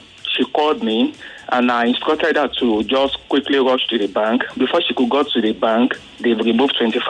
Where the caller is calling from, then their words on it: Lagos, Nigeria; I'm calling from Satellite Town.